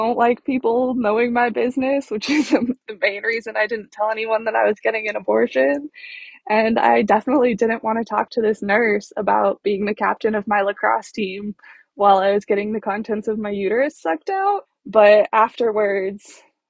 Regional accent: California, United States; I grew up in California

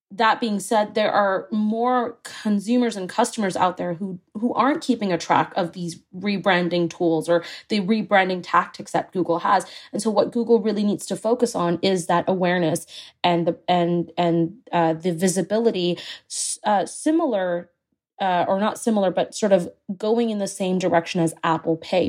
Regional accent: Singapore; moved away; I grew up in Singapore

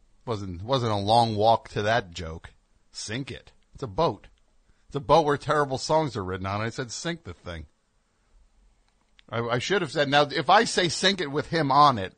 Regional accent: West Virginia, United States; You know Patton Oswalt? You know who he is? I'm from West Virginia. He's from Virginia proper.

